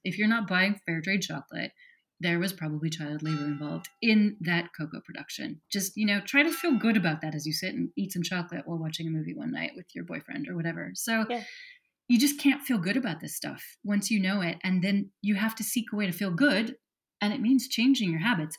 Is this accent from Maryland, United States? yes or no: no; Wyoming, United States; I grew up in Wyoming, and as a 17 year old